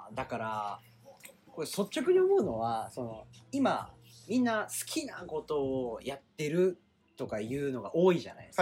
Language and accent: Japanese; Kagoshima, Japan; 地元鹿児島で、割と厳しいお堅い家族